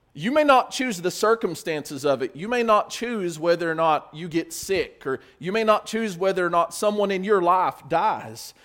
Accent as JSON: {"language": "English", "country": "United States"}